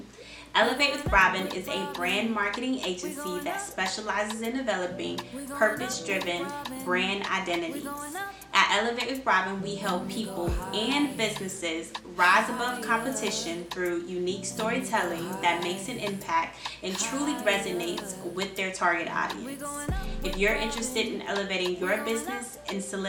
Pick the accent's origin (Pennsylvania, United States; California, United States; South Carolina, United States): South Carolina, United States; Columbia; also born or lived in Sumter, South Carolina / Rock Hill, South Carolina; I am from South Carolina, Columbia, to be exact. Well, I was born in Sumter, so my stumping grounds are really in Sumter, South Carolina, but Columbia is home too.